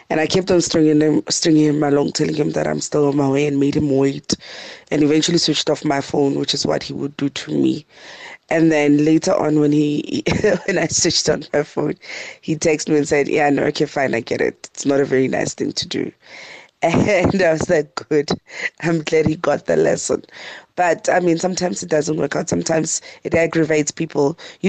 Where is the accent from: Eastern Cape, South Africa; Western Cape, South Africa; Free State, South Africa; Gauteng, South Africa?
Gauteng, South Africa; Pretoria; from Pretoria.